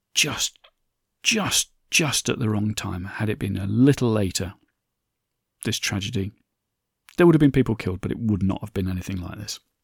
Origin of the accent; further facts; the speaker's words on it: Derbyshire, Nottinghamshire, East Midlands, United Kingdom; slag heaps is what I grew up with in Derbyshire, Nottingham, Mass